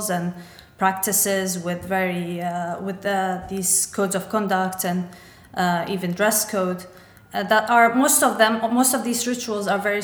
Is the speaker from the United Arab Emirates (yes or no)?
yes; Dubai, United Arab Emirates; I grew up in Dubai, which is not that far away from Saudi Arabia